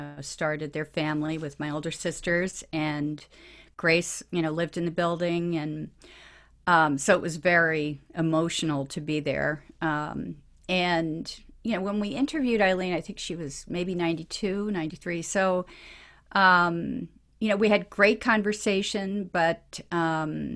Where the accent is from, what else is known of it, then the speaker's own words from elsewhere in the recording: Long Island, New York, United States; I grew up on Long Island